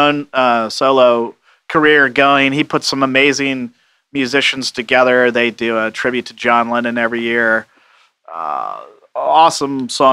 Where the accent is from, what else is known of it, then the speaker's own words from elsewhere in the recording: Seattle, Washington, United States; moved away; I'm from Seattle